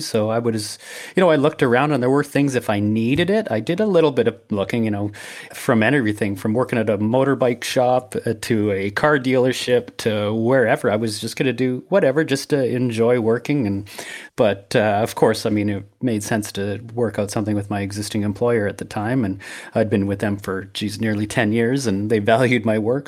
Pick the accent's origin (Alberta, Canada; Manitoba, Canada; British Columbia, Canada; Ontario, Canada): Alberta, Canada; Brooks; moved away as an adult; also born or lived in Medicine Hat / Saskatchewan; where I grew up in Brooks